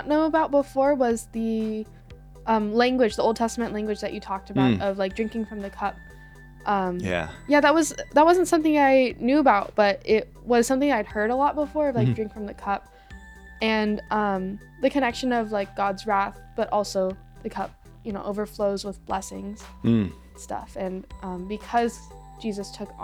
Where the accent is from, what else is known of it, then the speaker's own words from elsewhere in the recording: Fremont, California, United States; growing up in Fremont and going to Washington High School